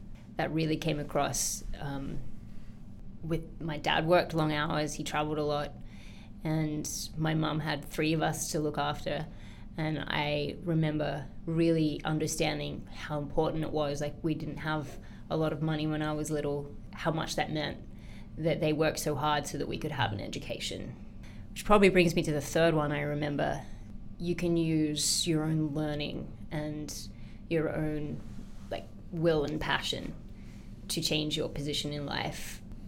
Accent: Sydney, New South Wales, Australia; It's very different to today's Sydney. Way more relaxed, but for me, it was a memory very much of an outdoors childhood.

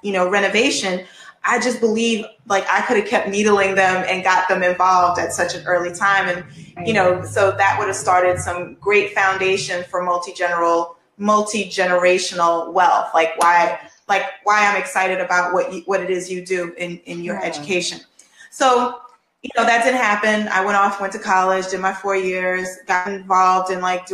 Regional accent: New York City, New York, United States; also born or lived in Brooklyn, New York; now in California, United States; I'm born in Brooklyn, but I grew up in Harlem

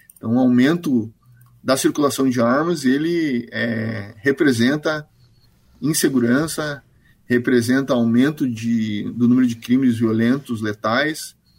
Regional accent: Brazil

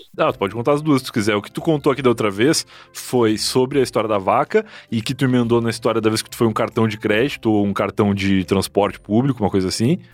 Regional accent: Rio Grande do Sul, Brazil; moved away as an adult; now in São Paulo, Brazil

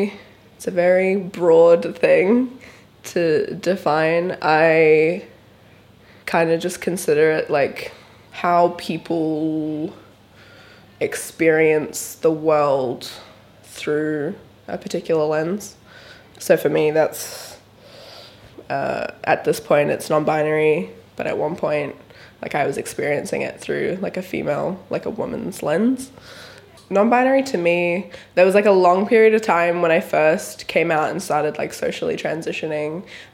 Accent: New Zealand; now in Brisbane, Australia; I am a 18-year-old. I live in Brisbane, but I'm from New Zealand initially.

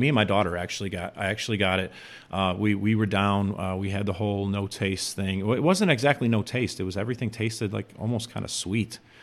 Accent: Chicago, Illinois, United States; I'm from Chicago

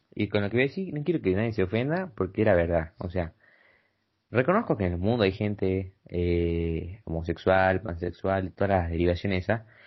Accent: Argentina; Yo soy de Argentina

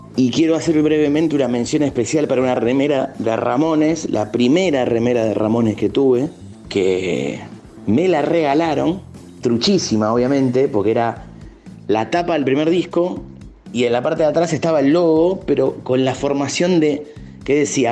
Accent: Valentín Alsina, Buenos Aires Province, Argentina; Yo soy de Valentina Alcina

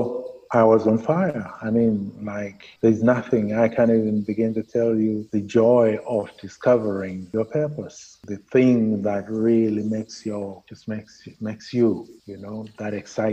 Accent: Zimbabwe; moved away as an adult; I said, Zimbabwe.

